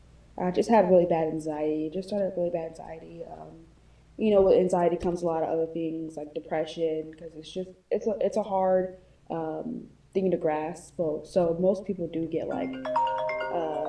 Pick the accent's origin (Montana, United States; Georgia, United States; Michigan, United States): Georgia, United States; I'm from Georgia.